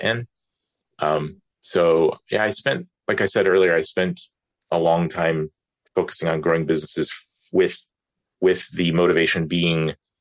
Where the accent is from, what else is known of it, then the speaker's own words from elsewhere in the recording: Atlanta, Georgia, United States; also born or lived in California; I grew up in Metro Atlanta area